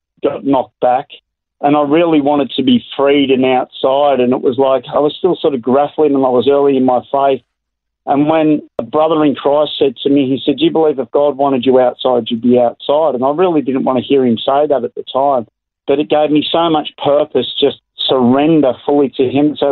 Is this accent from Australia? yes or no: yes; Melbourne, Victoria, Australia; moved away as an adult; now in Hervey Bay, Australia; I was born in Melbourne and raised in the big city